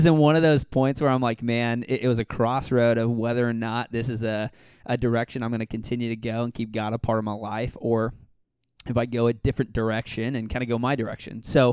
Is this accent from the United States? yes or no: yes; Blue Springs, Missouri, United States; moved away as an adult; now in Republic, United States; I am originally from Kansas City area, so lived up there until I went to college at Evangel